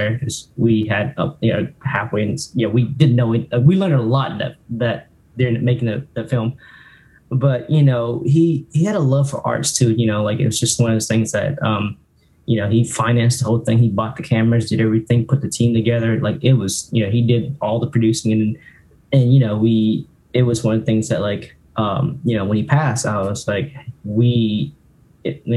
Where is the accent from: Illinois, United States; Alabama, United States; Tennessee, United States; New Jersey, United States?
Alabama, United States; also born or lived in Orlando; growing up in Alabama